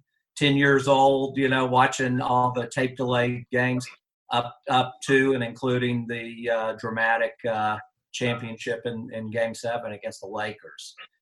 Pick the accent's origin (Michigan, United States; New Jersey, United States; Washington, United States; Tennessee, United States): Tennessee, United States; Nashville; moved away as an adult; also born or lived in Manhattan, New York / Fairfield County, Connecticut; I'm here in Nashville, Tennessee, which is my hometown, born and raised here, but did live in the New York area in Manhattan and in Fairfield County, Connecticut for about 20 years. But I'm back here in Nashville now.